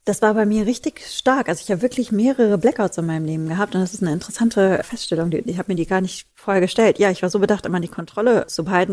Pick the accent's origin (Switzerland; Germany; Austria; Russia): Germany; Ruhr area, North Rhine-Westphalia; bei uns im Ruhrpott sagt man Kirmes